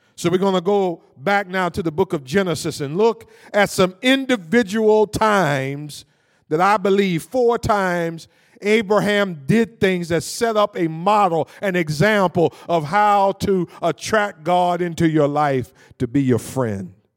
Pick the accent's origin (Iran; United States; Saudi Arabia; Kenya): United States; Cleveland, Ohio; I grew up in Cleveland, Ohio, from a single parent home